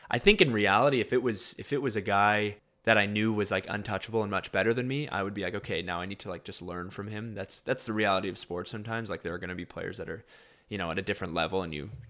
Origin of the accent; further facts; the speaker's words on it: Winnipeg, Manitoba, Canada; Um, obviously, I'm from Winnipeg, so there's kind of that draw there. My dad graduated from University of Manitoba.